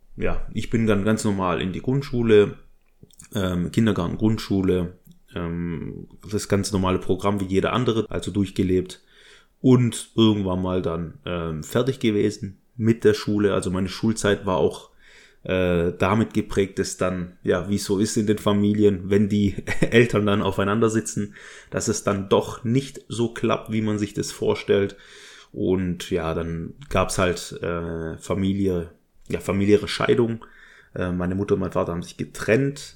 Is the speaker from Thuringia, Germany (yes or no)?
no; Stuttgart district, Baden-Württemberg, Germany; also born or lived in Berlin; Ich bin geboren und aufgewachsen, also geboren 1986 im Kreise Stuttgart in Baden-Württemberg in einer kleinen Kleinstadt